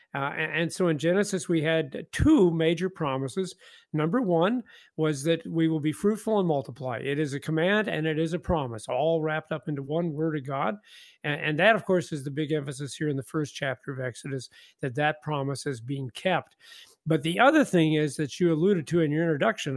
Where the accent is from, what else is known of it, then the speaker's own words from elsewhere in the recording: Independence, Missouri, United States; moved away; I grew up in Independence, Missouri, so it's way too cold.